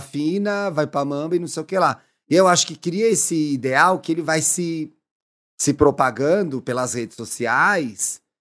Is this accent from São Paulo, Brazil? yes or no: yes; São Paulo, Brazil; eu sou águia de São Paulo